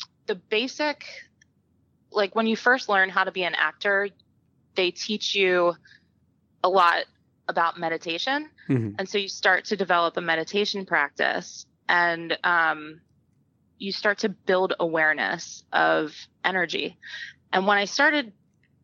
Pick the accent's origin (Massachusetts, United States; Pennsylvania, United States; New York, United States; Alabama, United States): Pennsylvania, United States; Philadelphia; I'm from the Philadelphia area, and we lived near a creek called Cobbs Creek